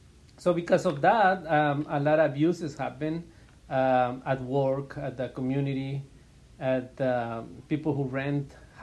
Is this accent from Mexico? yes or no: yes; Chihuahua, Mexico; now in Phoenix, United States; I'm originally from Chihuahua, Mexico. I came to the States back in 1995.